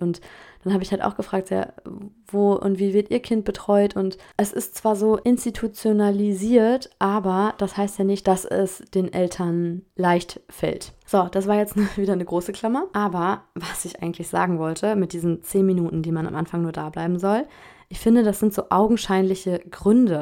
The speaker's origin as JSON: {"language": "German", "country": "Germany", "moved": "as an adult", "lives_now": "France", "said": "Ich bin Deutsche"}